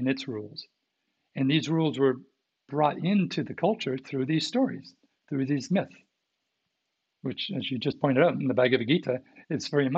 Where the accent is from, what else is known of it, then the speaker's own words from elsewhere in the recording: Canada; from what I remember from being taught in Canadian schools